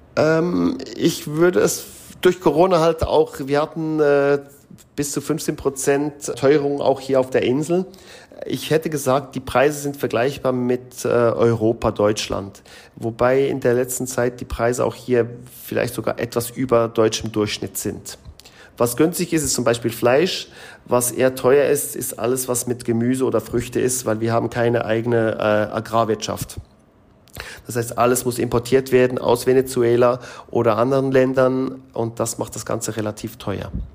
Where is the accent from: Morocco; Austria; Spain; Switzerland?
Switzerland; moved away as an adult; also born or lived in Mexico; now in Curaçao; als Schweizer, wo halt vieles in der Schweiz durchorganisiert ist